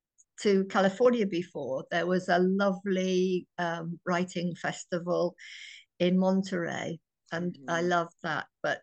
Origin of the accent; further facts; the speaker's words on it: United Kingdom; I can't wait to meet some American readers, and we'll share a cup of tea, as I'm British